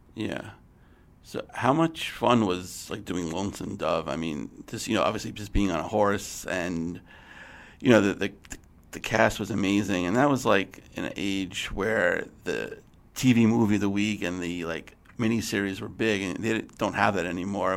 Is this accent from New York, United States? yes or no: yes; New York City, New York, United States; I grew up in New York City